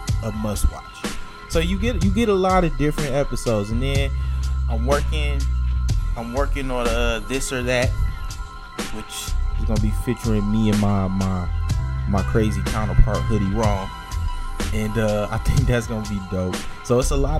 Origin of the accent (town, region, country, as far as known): Detroit, Michigan, United States; born or raised there